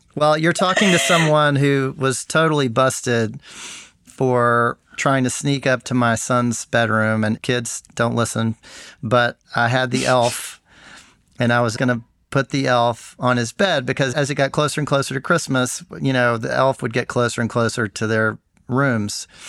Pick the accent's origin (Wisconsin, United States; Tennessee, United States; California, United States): Tennessee, United States; Memphis; my hometown of Memphis.